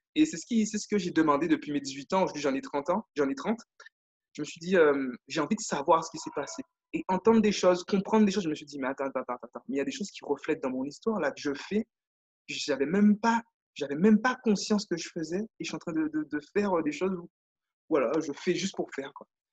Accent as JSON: {"language": "French", "country": "Guadeloupe", "tie": "born or raised there", "moved": "as an adult", "said": "j'ai eu la chance, moi, de, vivre, de vivre en Guadeloupe. Donc, je suis né en Guadeloupe. Et voilà, j'ai fait, je suis parti à 18 ans de chez moi"}